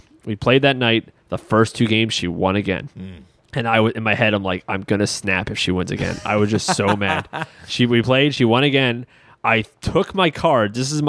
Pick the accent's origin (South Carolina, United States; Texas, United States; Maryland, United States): Maryland, United States; Baltimore; We're from Baltimore, big Ravens fans